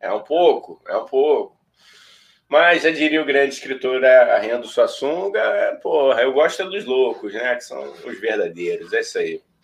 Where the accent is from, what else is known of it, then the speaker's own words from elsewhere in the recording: Rio de Janeiro, Brazil; nós somos do Rio de Janeiro